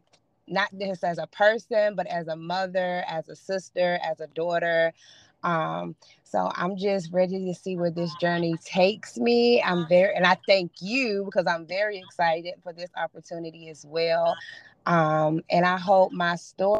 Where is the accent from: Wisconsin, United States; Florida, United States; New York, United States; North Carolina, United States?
North Carolina, United States; Durham; I am from Durham, North Carolina